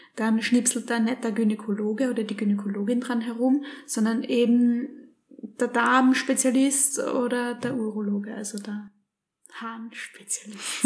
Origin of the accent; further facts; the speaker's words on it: Graz, Styria, Austria; wir kommen jetzt aus Graz